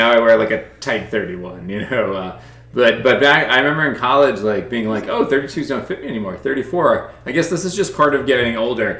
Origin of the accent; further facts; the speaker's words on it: New York City, New York, United States; Yeah, I grew up in Long Island City, Queens, and the marathon course went within 2 blocks of my apartment building.